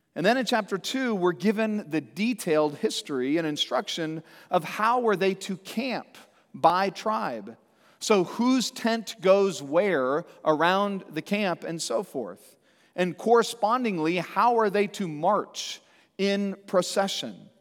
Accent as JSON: {"language": "English", "town": "Santa Cruz", "region": "California", "country": "United States", "tie": "born or raised there", "said": "growing up in Santa Cruz, California"}